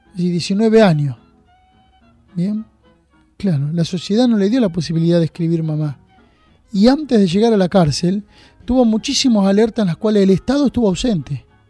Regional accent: Junín, Buenos Aires Province, Argentina; moved away as an adult; now in San Andrés de Giles, Argentina; yo soy de Junín, nacido en Junín

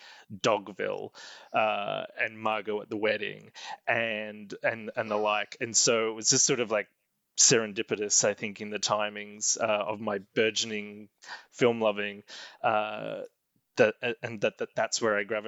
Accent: Australia; growing up in Australia, someone like Nicole Kidman was always sort of around in the newspapers

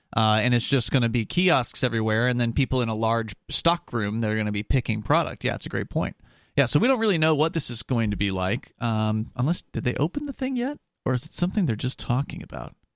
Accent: Florida, United States; I grew up in Florida

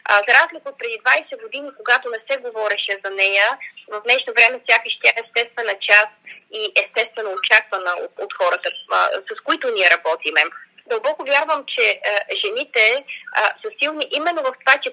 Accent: Bulgaria; ние разбира се като българи

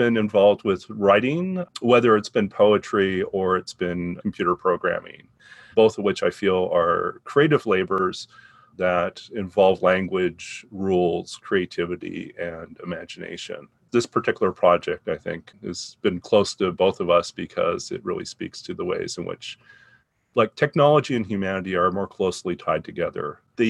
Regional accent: Canada; also born or lived in Saudi Arabia / Taiwan; I'm a Canadian of Chinese, Scottish, and English descent. And I grew up in Canada, Saudi Arabia, Taiwan, and then back to Canada with brief stops occasionally in the U.S.

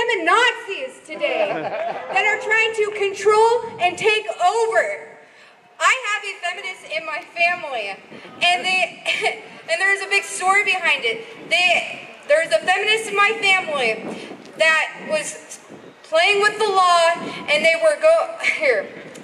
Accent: Berkeley, California, United States; The thing is, I escaped that mindset. I'm from Berkeley.

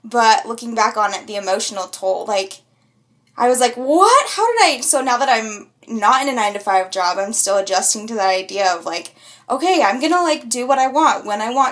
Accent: Utah, United States; growing up in the area I grew up in Utah

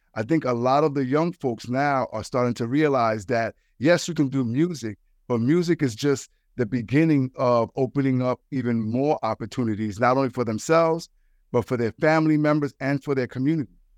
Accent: New York City, New York, United States; I'm from the Bronx

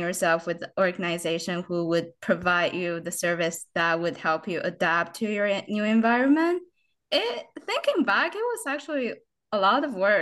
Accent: China; first language Mandarin Chinese; English is a second language; moved away as an adult; now in London, Ontario, Canada; I came to Canada from China as an 18-year-old in 2013 to pursue my undergraduate education

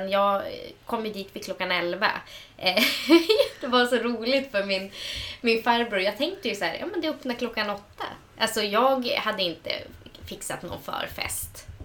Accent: Sweden; men alltså jag menar för att vi är samer.

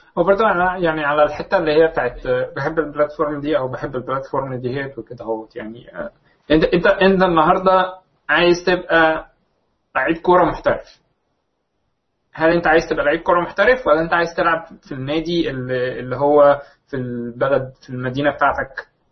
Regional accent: Egypt; موجود عندنا في مصر

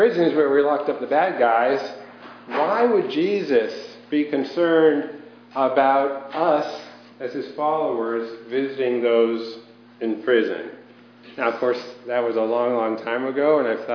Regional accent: outside of New York City, United States; I grew up outside of New York City in a Jewish neighborhood and environment

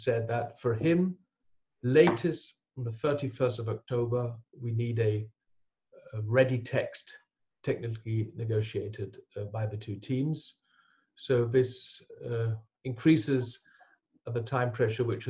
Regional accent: Berlin, Germany; now in North Germany; I grew up in West Berlin

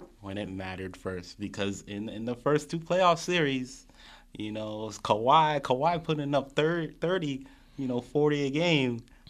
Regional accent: Montreal, Quebec, Canada; I'm a Canadian, yes.

